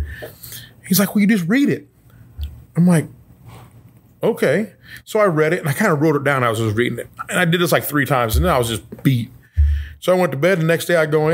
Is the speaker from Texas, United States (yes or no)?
no; Edwardsville, Illinois, United States; I grew up in Edwardsville. I was there 40 years.